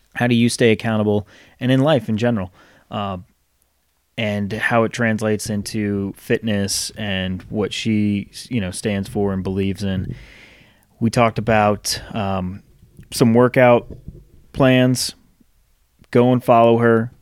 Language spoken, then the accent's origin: English; Rhode Island, United States; now in Charlotte, United States; I grew up in Rhode Island.